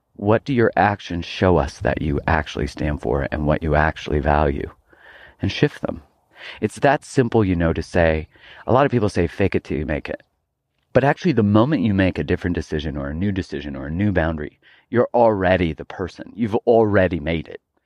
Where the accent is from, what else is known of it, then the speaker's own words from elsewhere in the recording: Calgary, Alberta, Canada; moved away; I grew up in Calgary, Alberta, Canada, and I wasn't really into hiking when I lived there.